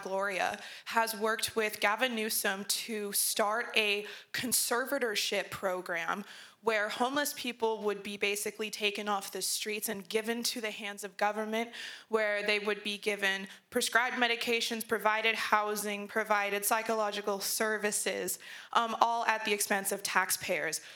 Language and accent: English; San Diego, California, United States; now in Temecula, United States; I'm from San Diego, but I do live out here uh, near Temecula